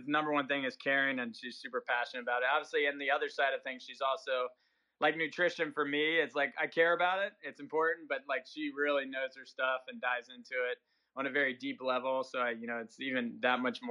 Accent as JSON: {"language": "English", "region": "Southern Maryland", "country": "United States", "tie": "born or raised there", "said": "I grew up in Southern Maryland"}